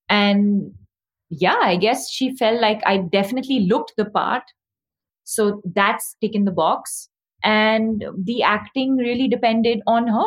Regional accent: South India, India; because I came from South India and I had a very specific sort of accent, which I've had to work on, you know, over the years.

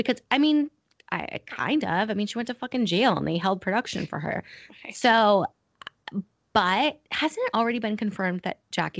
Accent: Paterson, New Jersey, United States; I'm from Patterson.

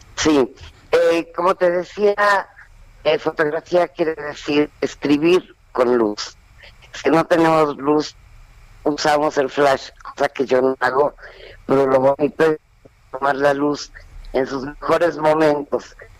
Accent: Mexico; mi trabajo aquí, de donde yo soy

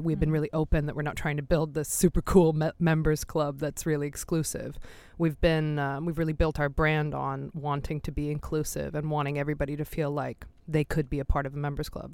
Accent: Philadelphia, Pennsylvania, United States; moved away as an adult; now in Sweden; I am from Philadelphia originally in the United States but have been an expat for a long time

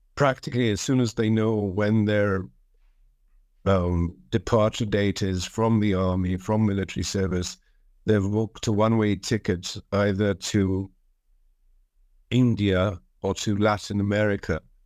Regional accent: South Africa; moved away; also born or lived in Israel; as a teenager, as a child in South Africa

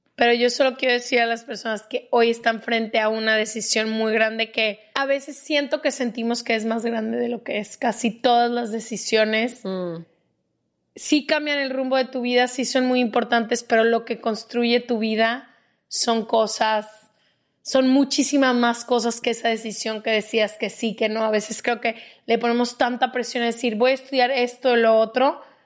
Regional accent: Ecuador; soy de Ecuador

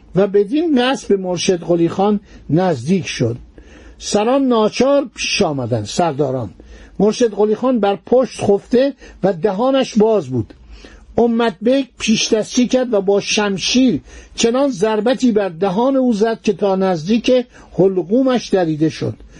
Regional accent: Iran

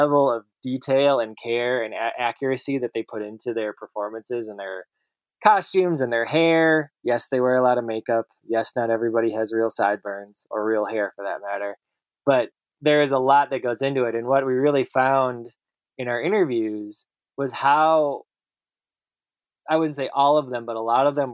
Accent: Madison, Wisconsin, United States; now in Kentucky, United States; I'm from Madison, Wisconsin

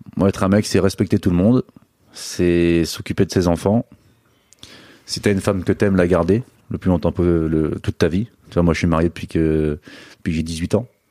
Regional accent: Finistère, Brittany, France; je suis breton euh, du, Finistère

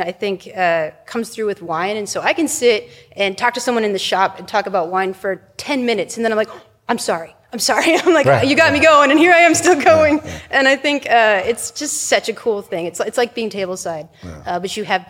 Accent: Montana, United States; also born or lived in Rome / Vermont / Chicago / California; now in Walla Walla, United States; I'm from Montana, not that far away originally

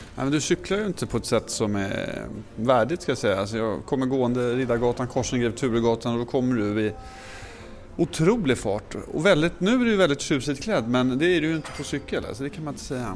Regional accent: Motala, Östergötland, Sweden; moved away; när jag växte upp i Motala

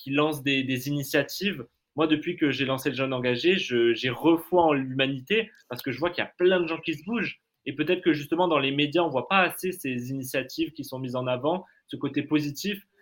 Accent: Canada; now in France; j'ai grandi au Canada, donc dans des grands espaces verts

